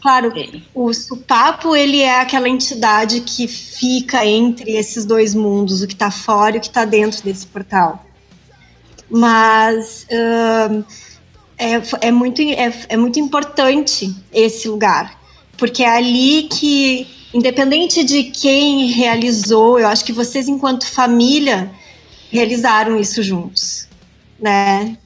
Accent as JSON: {"language": "Portuguese", "region": "Rio Grande do Sul", "country": "Brazil", "said": "um grande orgulho de ser gaúcha"}